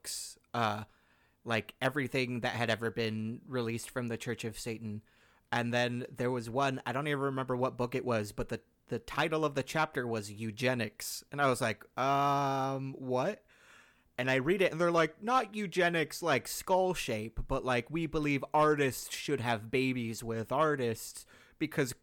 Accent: California, United States; I grew up in California

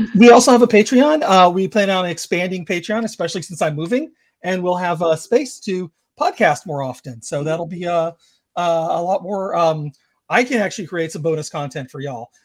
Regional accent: Georgia, United States; I grew up in Georgia

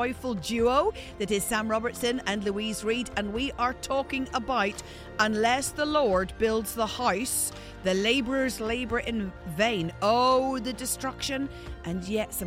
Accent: Ireland; I'm Irish

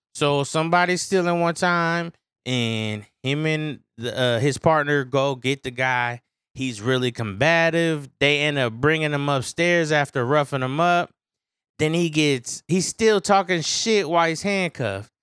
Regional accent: San Francisco, California, United States; growing up in San Francisco, it's always foggy

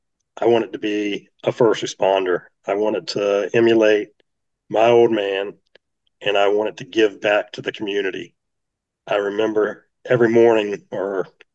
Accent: Virginia Beach, Virginia, United States; I was born and raised right here in the Virginia Beach area

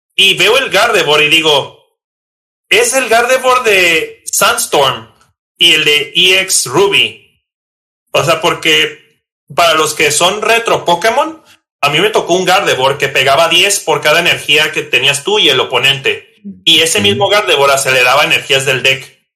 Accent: Tijuana, Baja California, Mexico; soy originario de Tijuana, Baja California

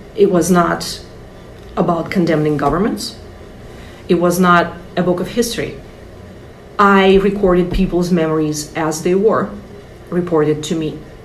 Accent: Russia; now in United States; I'm from russia

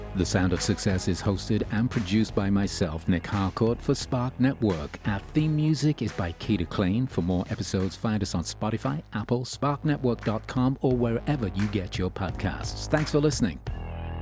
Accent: Birmingham, West Midlands, United Kingdom; now in United States; growing up in, in Birmingham

